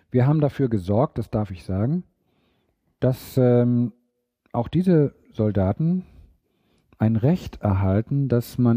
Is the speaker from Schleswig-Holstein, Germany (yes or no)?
yes; Gammelby, Schleswig-Holstein, Germany; born there; sagt da, wo ich geboren bin, in Gammelbü bei Eckernförde, 400 Einwohner